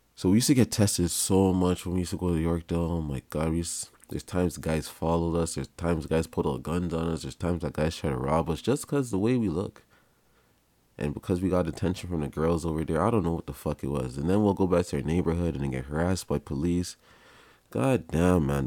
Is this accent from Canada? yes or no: yes; Canada; also born or lived in Jamaica (parents); Oh, my parents are from Jamaica. They, they had me here, so I, I, I'm, I'm from Canada.